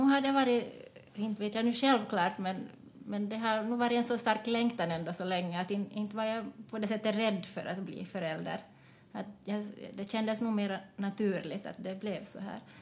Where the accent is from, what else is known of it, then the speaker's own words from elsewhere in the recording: Jakobstad, Ostrobothnia, Finland; moved away as an adult; also born or lived in Taiwan / Vaasa; now in Espoo, Finland; jag kom till Finland när jag var ett år och jag har också en adopterad syster från, från Taiwan. Vi kom hit samtidigt och jag har växt upp i Jakobstad